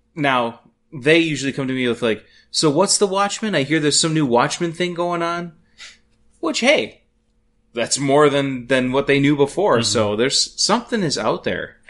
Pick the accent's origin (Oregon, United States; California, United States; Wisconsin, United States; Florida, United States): Wisconsin, United States; Madison area; I grew up about 15 minutes outside of Madison